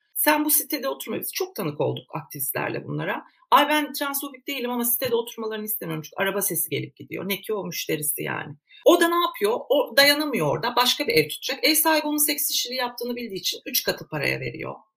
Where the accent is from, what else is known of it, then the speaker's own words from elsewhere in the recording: Turkey; Aynı okullarda okuduk, aynı sıralarda okuduk. Aynı mahallelerde büyüdük